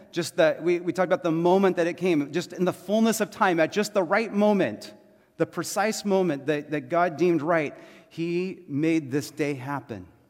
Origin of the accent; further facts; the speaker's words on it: Texas, United States; I was born in Texas, right? I'm American and Texan